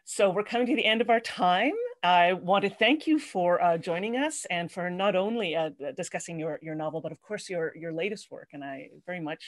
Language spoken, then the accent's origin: English; Winnipeg, Manitoba, Canada; moved away as an adult; now in Waterloo, Canada; Winnipeg, where I lived for the first 21 years of my life